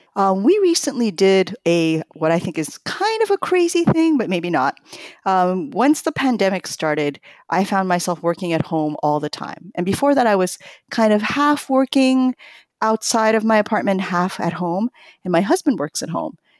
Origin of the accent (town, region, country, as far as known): New York, United States; born or raised there; also born or lived in Tokyo, Japan